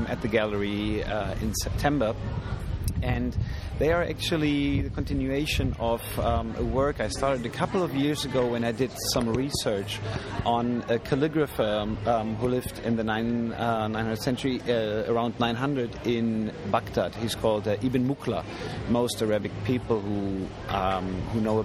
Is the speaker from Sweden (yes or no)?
no; Germany; I come from an Iranian background, but I was born and raised in Germany and never been able to speak Farsi